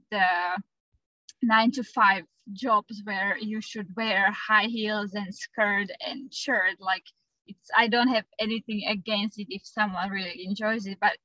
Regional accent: Slovakia; moved away as an adult; also born or lived in Australia; I am from Europe, Central Europe, from Slovakia, and we moved to Australia with my partner

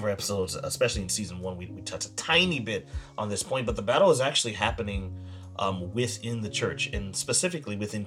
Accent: United States; me as an American

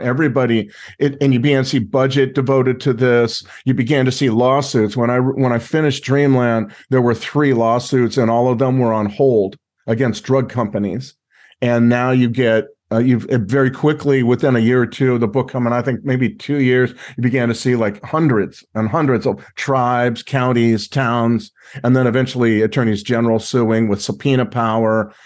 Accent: Los Angeles, California, United States; also born or lived in Mexico; I'm from Los Angeles area

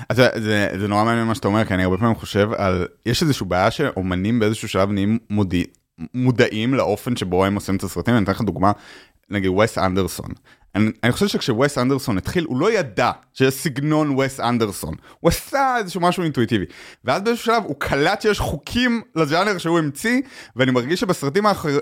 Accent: Israel; moved away as an adult; also born or lived in United States; now in New York, United States

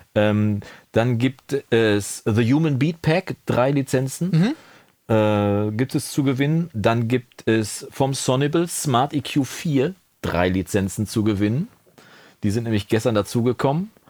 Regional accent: Coesfeld, North Rhine-Westphalia, Germany; bei uns im Münsterland oder im Coesfeld speziell

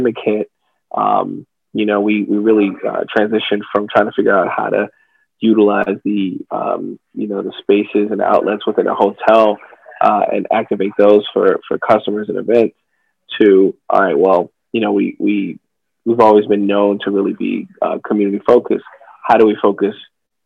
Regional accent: Baltimore, Maryland, United States; also born or lived in Southern California; born and bred in Baltimore

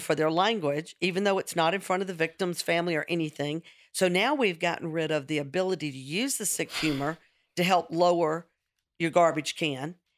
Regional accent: the South, United States; I'm a redhead. I'm sixty-three. I'm from the South.

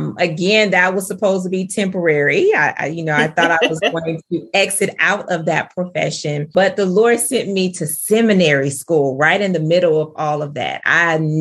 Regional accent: Bay Area and Sacramento, Northern California, United States; moved away as an adult; also born or lived in Grambling, Louisiana / Charlotte, North Carolina; now in North Carolina, United States; I am from Northern California, born and raised between the Bay Area and Sacramento

